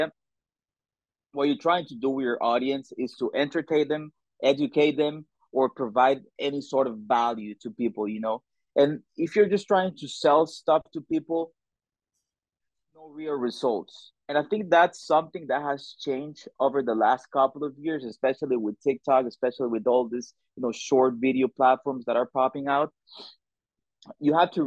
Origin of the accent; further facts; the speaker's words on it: El Salvador; moved away as an adult; I am from El Salvador. It's a beautiful country in Central America, super small but beautiful. And I moved with my family here like 4 years ago